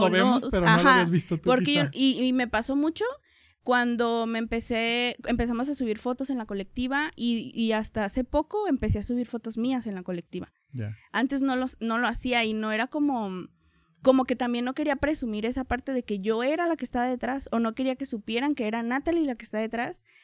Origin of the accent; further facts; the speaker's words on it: Tonalá, Jalisco, Mexico; Soy de aquí de Tonalá. Siempre, siempre he vivido aquí en Tonalá. Em, viví en dos colonias, eh, pero siempre pues de Tonalá. Vivo en El Zapote.